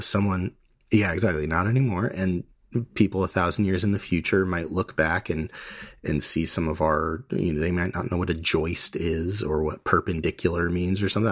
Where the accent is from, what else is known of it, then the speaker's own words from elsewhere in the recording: United States; we're Hellenistic, we're American, a lot of us